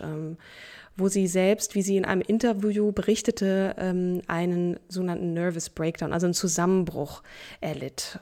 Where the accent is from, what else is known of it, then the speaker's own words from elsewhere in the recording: Hamburg, Germany; moved away; also born or lived in Berlin; Hamburg, meine alte Heimat